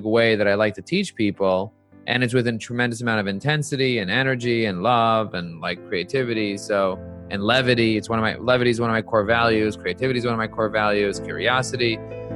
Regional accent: New York City, New York, United States; I grew up in Brooklyn. I live in Crown Heights with my wife and five kids.

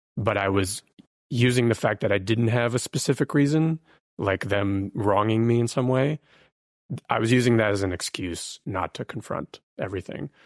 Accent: Ukraine; now in United States; originally, I was born in Ukraine. We came as refugees to the U S

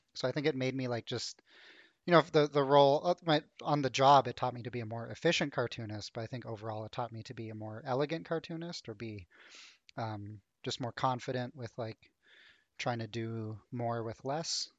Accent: Ottawa, Ontario, Canada; now in Toronto, Canada; I grew up in Ottawa

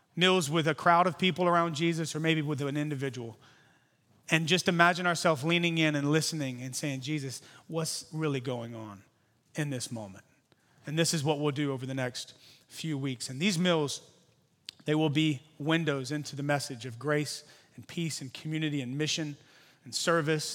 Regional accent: Louisiana, United States; now in San Francisco, United States; I'm from Louisiana originally. Now I live here. I'm like a Cajun Californian

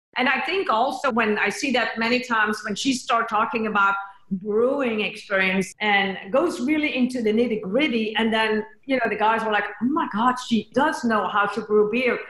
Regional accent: Belgium; now in Austin, United States; we come all the way from Belgium

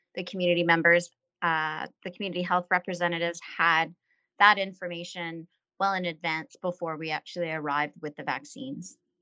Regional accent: Moosonee, Ontario, Canada; also born or lived in Moose Factory; raised in Moosonee

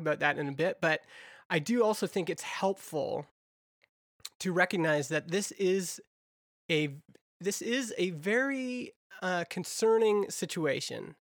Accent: Alberta, Canada; I grew up in Alberta

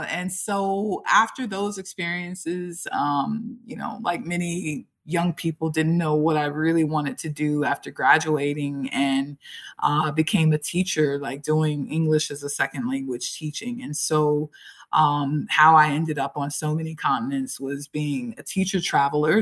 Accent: Tampa, Florida, United States; moved away as an adult; now in Alicante, Spain; So I am from the United States, uh, actually from from Tampa, Florida

